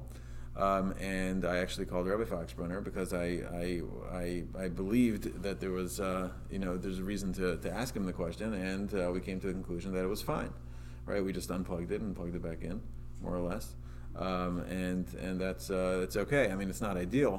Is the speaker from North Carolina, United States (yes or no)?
no; Baltimore, Maryland, United States; now in Atlanta, United States; I grew up in Baltimore.